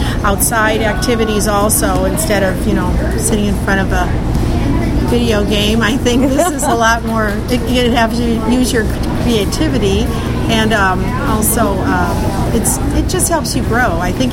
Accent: Indiana, United States; I came from Northwest Indiana, so I used to do it back home

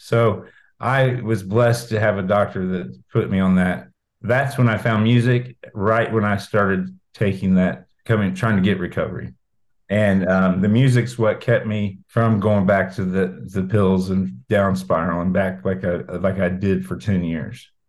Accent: Brown County, Indiana, United States; moved away as an adult; also born or lived in Martinsville / Bloomington / Vincennes / Greenwood; now in Georgia, United States; I live in Georgia now, but I am from Brown County. Um, I, I, graduated in 1997.

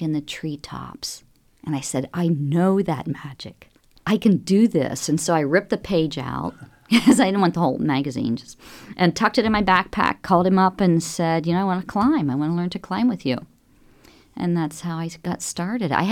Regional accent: Lawrenceburg, Indiana, United States; growing up as a child in southern Indiana, in the Ohio River Valley, I was raised in Lawrenceburg

